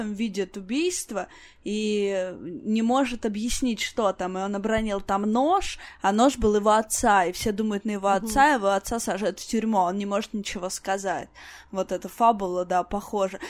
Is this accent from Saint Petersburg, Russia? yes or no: no; Voronezh, Voronezh Oblast, Russia; мой родной город, в том числе Воронеж